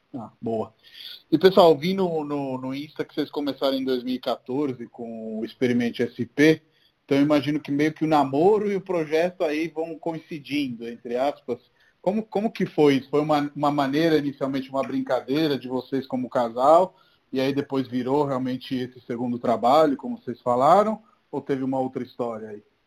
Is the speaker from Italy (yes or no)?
yes; Rome, Lazio, Italy; Portuguese is a second language; moved away as an adult; also born or lived in Brazil; now in São Paulo, Brazil; sou de Roma, sou italiano, estou aqui no Brasil há 10 anos.